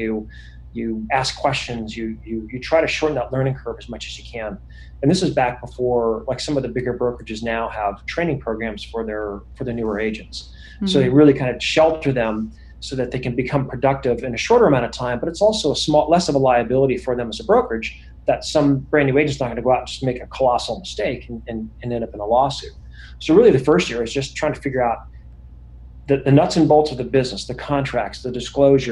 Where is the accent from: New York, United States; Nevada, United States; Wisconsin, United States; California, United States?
California, United States; Bay Area; I grew up in the Bay Area. I'm in Silicon Valley here